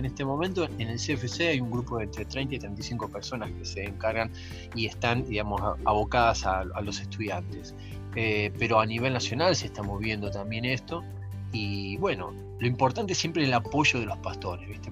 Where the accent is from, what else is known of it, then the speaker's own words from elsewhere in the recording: San Justo, Buenos Aires Province, Argentina; crecí en San Justo, eh, en Buenos Aires